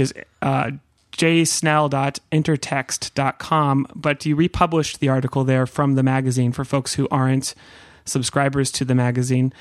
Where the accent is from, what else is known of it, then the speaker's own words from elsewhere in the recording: Santa Cruz, California, United States; I grew up in Santa Cruz